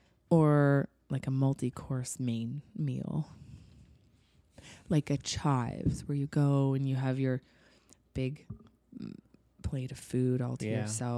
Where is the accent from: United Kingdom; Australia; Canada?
Canada; We are from Canada